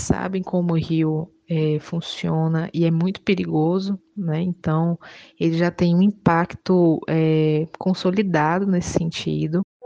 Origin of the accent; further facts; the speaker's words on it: Utinga, Bahia, Brazil; eu sou de Utinga, Bahia